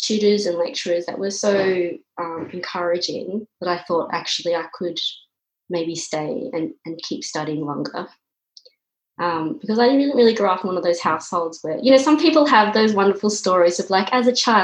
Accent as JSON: {"language": "English", "town": "Canberra", "region": "Australian Capital Territory", "country": "Australia", "tie": "born or raised there", "said": "I grew up in Canberra."}